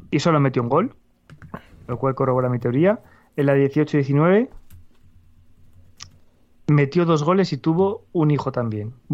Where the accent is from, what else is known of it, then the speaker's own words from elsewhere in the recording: Valladolid, Castile and León, Spain; born there; Sí, perdón, nacido en Valladolid, efectivamente, no soy ciudadano del mundo.